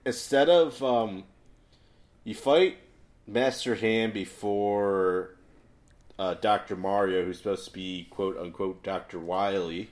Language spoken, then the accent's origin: English; Chicago, Illinois, United States; moved away; I'm from Chicago